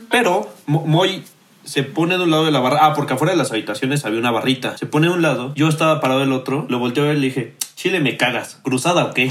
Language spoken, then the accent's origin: Spanish; Hidalgo, Mexico; la barbacoa porque soy de Hidalgo y la mejor barbacoa pues, obviamente es de Hidalgo.